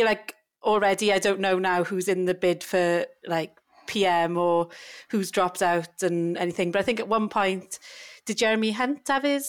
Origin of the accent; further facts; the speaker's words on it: United Kingdom; We're so British, aren't we? Bloody complaining about the heat.